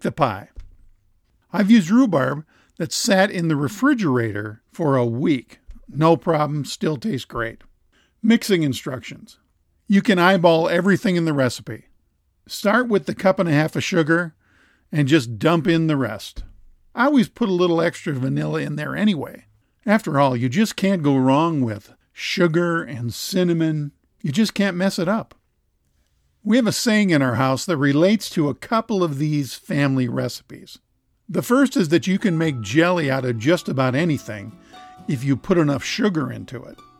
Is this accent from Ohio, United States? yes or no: no; Minnesota, United States; Growing up in Minnesota, almost every house had a rhubarb patch in the backyard